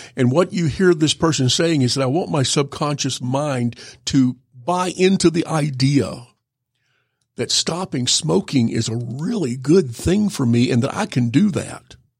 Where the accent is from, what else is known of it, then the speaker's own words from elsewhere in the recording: Georgia, United States; also born or lived in North Carolina / Louisville, Kentucky / California; I moved here when I was in the sixth grade to be near my parents. And, uh, grew up here, went to elementary school, went to high school, went to University of Georgia